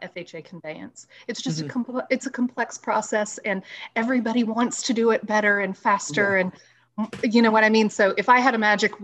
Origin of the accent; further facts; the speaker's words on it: West Virginia, United States; growing up in West Virginia, not necessarily the rural parts